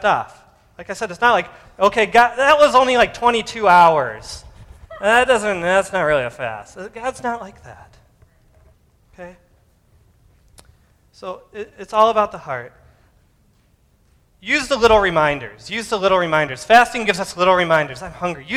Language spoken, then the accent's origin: English; United States; I'm American